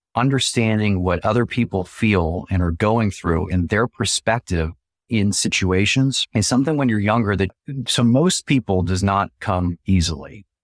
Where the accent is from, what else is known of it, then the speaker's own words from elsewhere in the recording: San Francisco, California, United States; moved away as an adult; also born or lived in Syracuse / Buffalo / Detroit / Raleigh; I went back to my hometown, did K one oh one